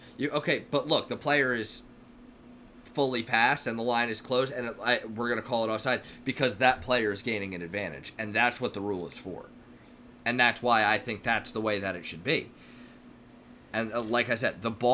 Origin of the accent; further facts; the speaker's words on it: United States; we're two American guys